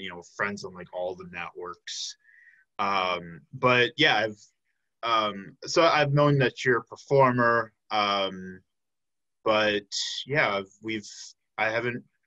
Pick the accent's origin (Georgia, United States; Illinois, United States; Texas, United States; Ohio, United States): Illinois, United States; outside of Chicago; moved away as an adult; now in Milwaukee, United States; I grew up outside of Chicago, came to Milwaukee six years ago for UWM